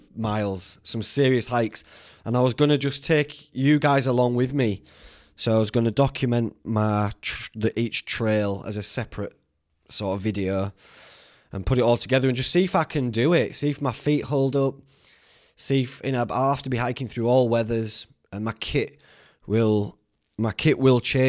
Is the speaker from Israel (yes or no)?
no; Whitby, Yorkshire and the Humber, United Kingdom; Whitby, it's my hometown where I grew up